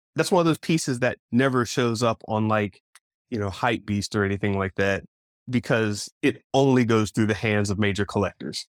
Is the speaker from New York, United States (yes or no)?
no; Florida, United States; I was raised in Florida